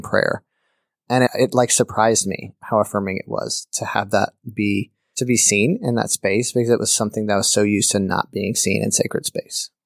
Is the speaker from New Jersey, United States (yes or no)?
no; Birmingham, Alabama, United States; I grew up in Birmingham, Alabama